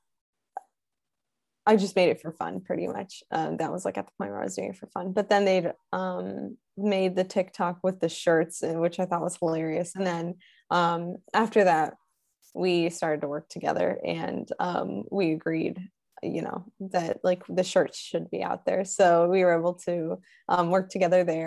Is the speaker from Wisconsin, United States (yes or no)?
yes; Wisconsin, United States; I'm originally from Wisconsin. My parents are from Illinois. So I grew up a Bears fan